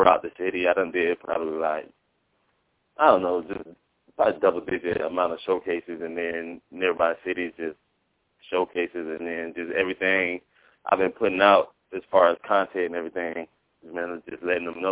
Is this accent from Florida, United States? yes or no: yes; Sarasota, Florida, United States; I'm from Sarasota, Florida.